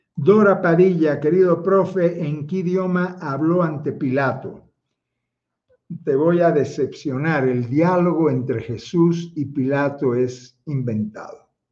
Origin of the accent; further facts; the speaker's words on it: Havana, Cuba; now in Quito, Ecuador; yo nací en La Habana, hermano, en Marianao nací yo